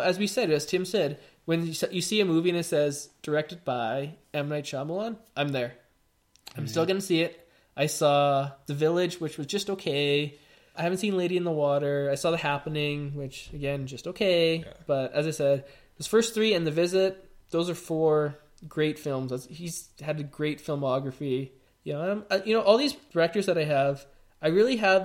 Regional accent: Calgary, Alberta, Canada; we're all from Calgary.

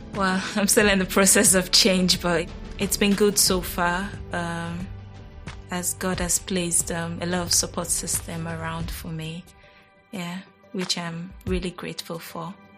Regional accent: Nigeria; I was born in Nigeria

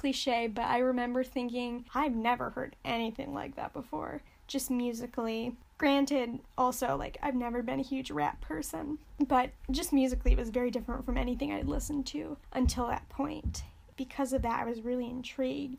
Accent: Michigan, United States; I'm from Michigan

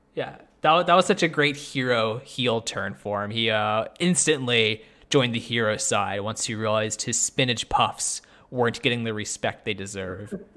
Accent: Canada; I'm Canadian

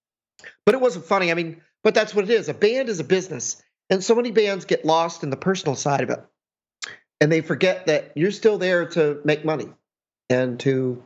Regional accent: New York, United States; I'm a New Yorker, so obviously, you know, New York boys.

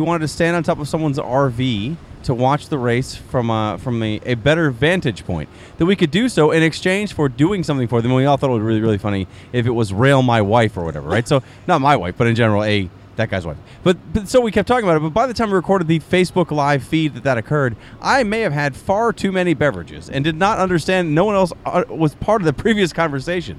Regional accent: Baltimore, Maryland, United States; We're from Baltimore, Maryland

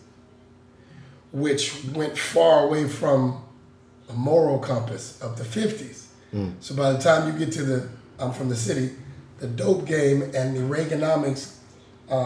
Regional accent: Seattle, Washington, United States; I grew up in Seattle

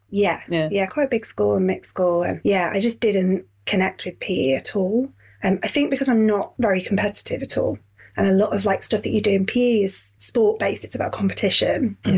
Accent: Yorkshire and the Humber, United Kingdom; moved away as an adult; also born or lived in Catford, London / South London; now in London, United Kingdom; I'm from Yorkshire originally. I moved down here. Yeah. Um, I was 21

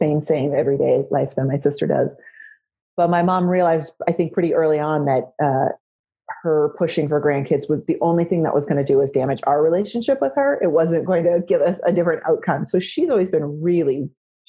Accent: West Coast, United States; moved away as an adult; also born or lived in New York; growing up on the West Coast

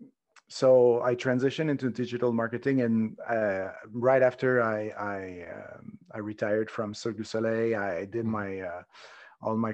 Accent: Montreal, Quebec, Canada; now in Spain; Originally, I'm from Montreal

